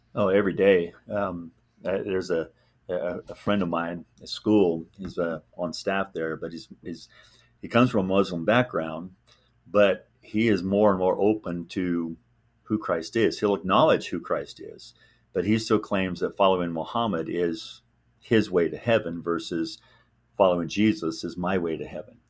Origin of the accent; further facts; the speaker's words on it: Southern California, United States; also born or lived in Neodesha, Kansas; birthright is Kansas, but I was raised in California